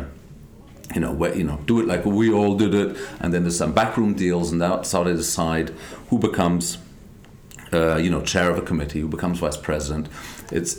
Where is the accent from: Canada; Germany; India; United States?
Germany; also born or lived in London / Israel / Scotland / Iraq; I'm an Israeli Scotsman born in London who grew up in Germany